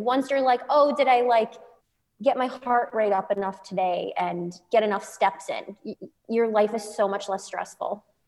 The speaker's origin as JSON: {"language": "English", "region": "Midwest", "country": "United States", "tie": "born or raised there", "moved": "yes", "said": "I grew up in the Midwest"}